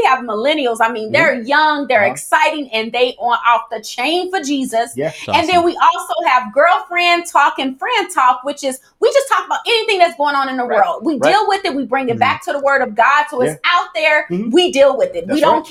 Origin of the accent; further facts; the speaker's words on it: St. Louis, Missouri, United States; I'm from St. Louis, so therefore, my family, all of them ain't saved